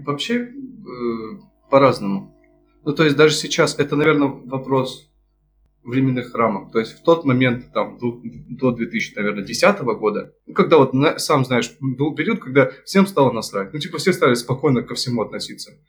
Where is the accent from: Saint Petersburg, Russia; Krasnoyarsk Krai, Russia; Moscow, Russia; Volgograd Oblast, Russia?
Krasnoyarsk Krai, Russia; Krasnoyarsk; moved away; also born or lived in Achinsk; я родился под Красноярском, это еще хуже